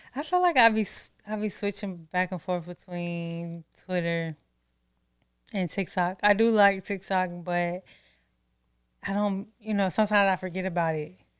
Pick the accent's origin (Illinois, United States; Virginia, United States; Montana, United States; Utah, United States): Virginia, United States; Norfolk; growing up in Norfolk